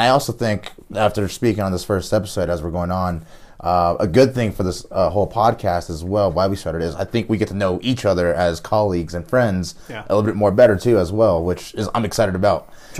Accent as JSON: {"language": "English", "region": "Florida", "country": "United States", "tie": "born or raised there", "moved": "yes", "lives_now": "Durango, United States", "said": "I was raised in Florida"}